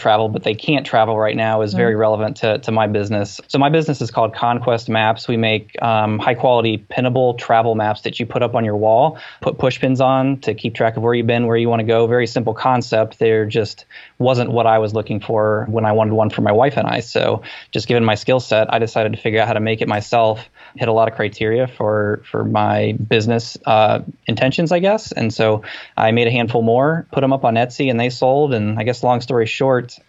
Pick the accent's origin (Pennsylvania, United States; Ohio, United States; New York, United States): Ohio, United States; Findlay; moved away as an adult; now in Columbus, United States; I'm from Findlay, Ohio, the northwest part of Ohio. I came down to Columbus in 2005